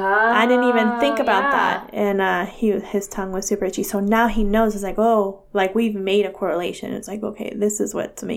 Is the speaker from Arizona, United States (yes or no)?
no; California, United States; born or raised there